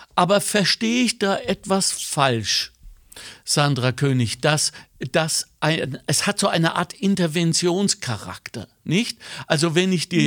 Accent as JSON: {"language": "German", "country": "Germany", "moved": "yes", "said": "als Deutscher, der nie aufgehört hat, lingual Deutscher zu sein"}